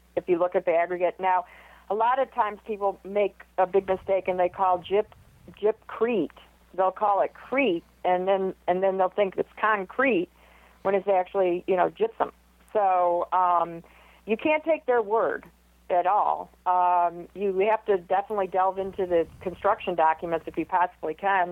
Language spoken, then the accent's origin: English; Michigan, United States; now in Houston, United States; I'm from Michigan